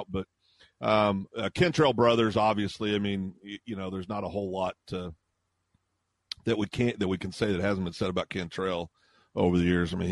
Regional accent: Kansas, United States; now in Guthrie, United States; when I was a kid growing up in Kansas

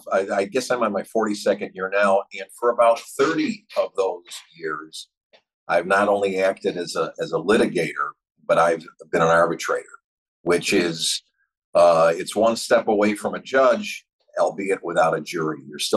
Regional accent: Chicago, Illinois, United States; because I'm from Chicago

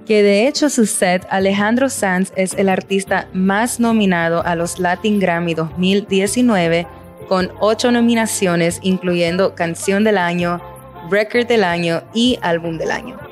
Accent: Nicaragua; yo soy nicaragüense

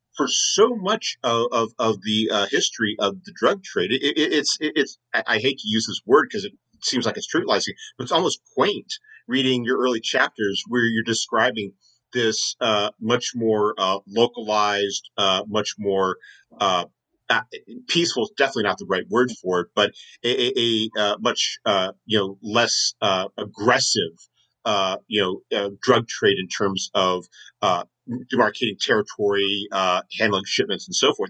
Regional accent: United States; an American myself growing up in the United States

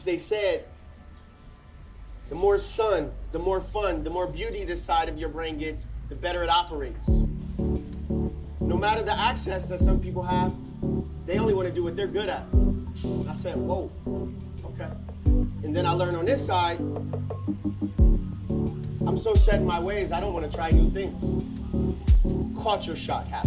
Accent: Akron, Ohio, United States; Come from Akron, Ohio, grew up in the inner city

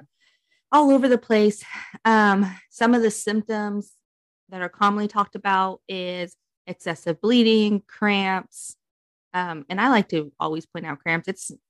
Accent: New York, United States; I'm from New York

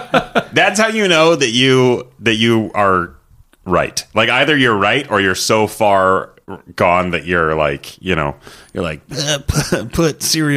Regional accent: Canada; And being a Canadian citizen

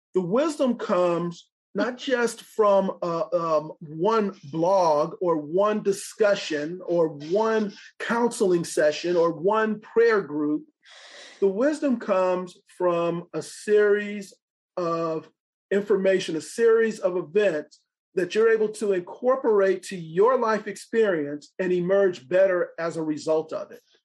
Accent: Los Angeles, California, United States; moved away as an adult; also born or lived in Franklin, Tennessee; now in California, United States; growing up in Los Angeles

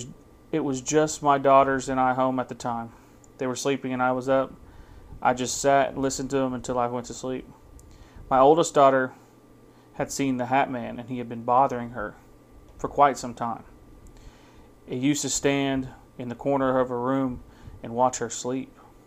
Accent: Oklahoma, United States; now in Canada; I'm Cheyenne and Arapaho, and I'm from Oklahoma, but I currently live in Alberta, Canada.

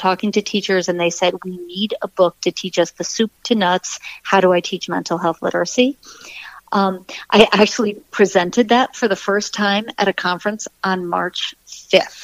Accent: New York, United States; I'm a New Yorker

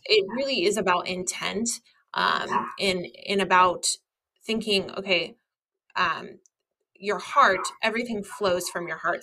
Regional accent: United States; I am an American

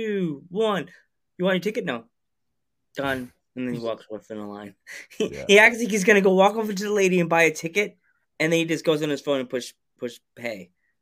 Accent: Central Islip, New York, United States; I grew up in Central Islip. That's my old home, hometown.

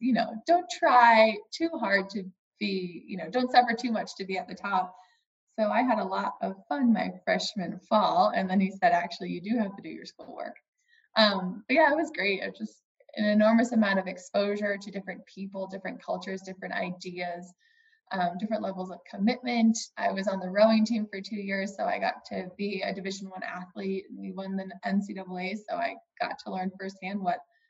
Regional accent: Northeast, United States; I come from the Northeast with really strong puritanical roots of idleness is a sin

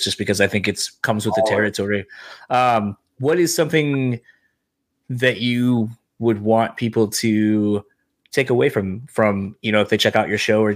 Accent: Parchment, Michigan, United States; moved away; my old city that I grew up in Parchment.

